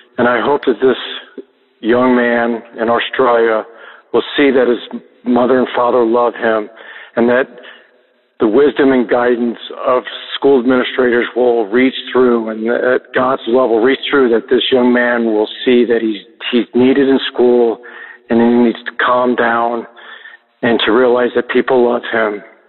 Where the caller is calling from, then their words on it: Palm Beach, Florida, United States; I'm calling from Palm Beach, Florida.